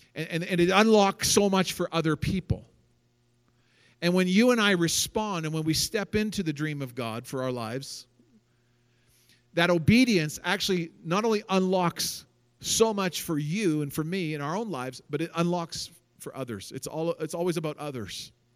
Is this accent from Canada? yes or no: yes; Canada; also born or lived in Seattle, Washington, United States / Richmond, British Columbia / British Columbia / Calgary, Alberta; And I grew up in Canada. I was 10 years old when we moved from Seattle to Richmond.